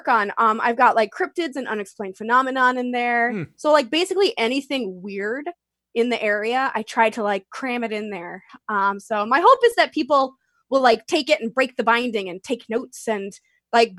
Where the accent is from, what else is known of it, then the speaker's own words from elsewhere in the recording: Northeast, United States; I'm from the Northeast and I've been to more places in the Northeast than anywhere else.